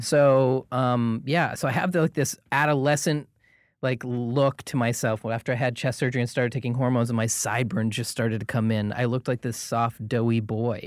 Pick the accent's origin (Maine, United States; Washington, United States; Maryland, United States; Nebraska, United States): Maine, United States; Portland; moved away as an adult; now in Los Angeles, United States; I'm originally from Portland, Maine.